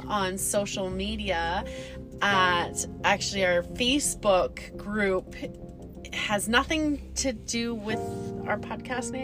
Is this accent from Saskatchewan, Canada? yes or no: no; Calgary, Alberta, Canada; we are from Calgary